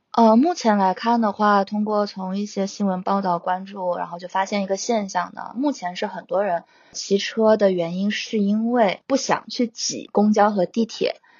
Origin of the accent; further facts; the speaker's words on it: Hainan, China; also born or lived in Phoenix / New York; now in Beijing, China; 我的家乡海南